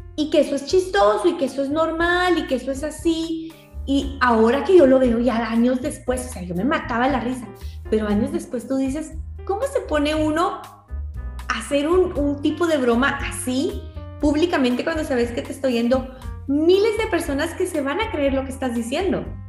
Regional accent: Guatemala; en Guatemala, en mi país

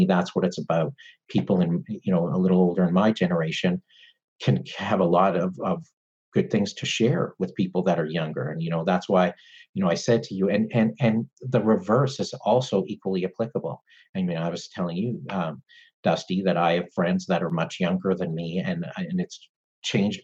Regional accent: Canada; I'm Canadian

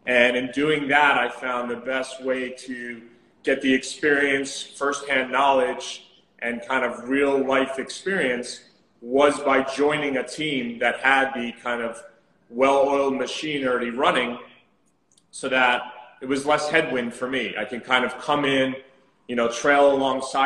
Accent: New Jersey, United States; moved away as an adult; also born or lived in Southampton, Long Island; now in New York City, United States; I'm actually from New Jersey

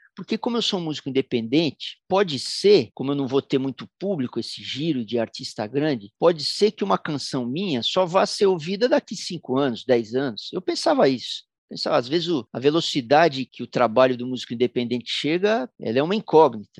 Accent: São Paulo, Brazil; Sou paulistano

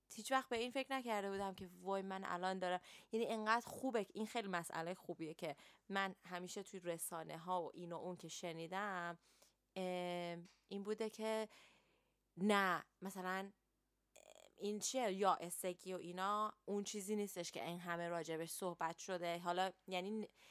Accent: Iran; now in London, United Kingdom; ماهایی که تو ایران بزرگ شدیم

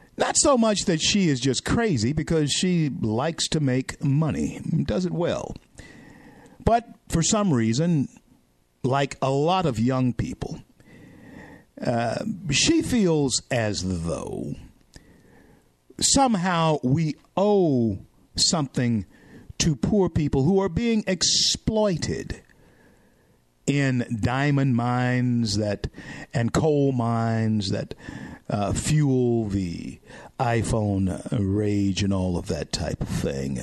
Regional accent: Shreveport, Louisiana, United States; in my hometown, Shreveport, Louisiana

